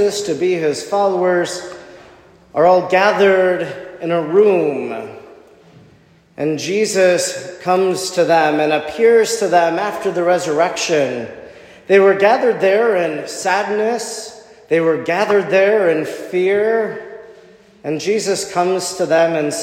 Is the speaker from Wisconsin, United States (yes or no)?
yes; Oconto, Wisconsin, United States; I grew up in Oconto